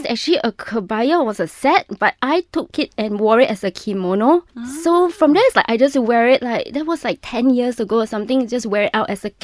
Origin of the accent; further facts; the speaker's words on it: Malaysia; my identity as a Malaysian, as a child of the tropics.